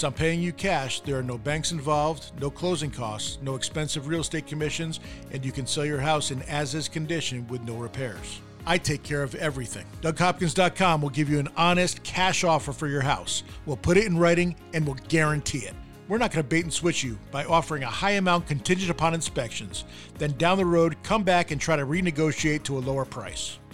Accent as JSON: {"language": "English", "region": "New York", "country": "United States", "tie": "born or raised there", "moved": "yes", "said": "I'm from there, man. I, you know, I love New York. I still have a ton of family there. I still follow the teams, and I have a lot of love. I go back every once in a while to check out my hometown, which is not in the city"}